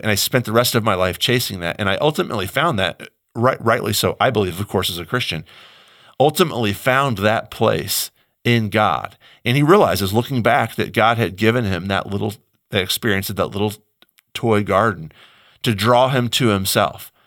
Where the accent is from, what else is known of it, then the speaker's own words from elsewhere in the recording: United States; I, as American